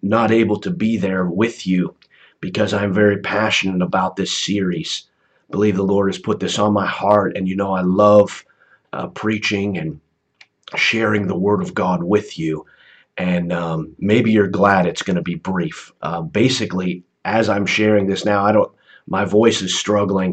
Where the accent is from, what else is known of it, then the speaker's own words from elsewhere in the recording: United States; growing up in the United States